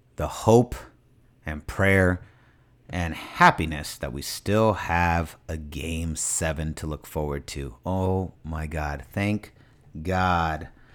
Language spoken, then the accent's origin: English; San Francisco, California, United States; I'm from Mission and 23rd